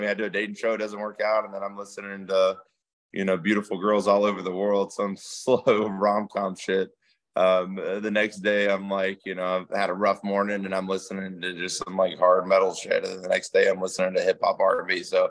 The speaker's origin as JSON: {"language": "English", "region": "Georgia", "country": "United States", "tie": "born or raised there", "also_born_or_lived": "Louisiana / Germany", "said": "Yeah, so yeah, I'm from Georgia, South Georgia a little bit. So I mean, I grew up in the country. I was born in Louisiana, raised in Germany. So I mean, I've been all over"}